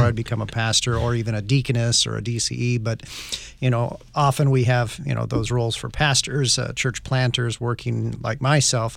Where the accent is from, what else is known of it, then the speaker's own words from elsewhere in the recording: Northwest, United States; I grew up in the Northwest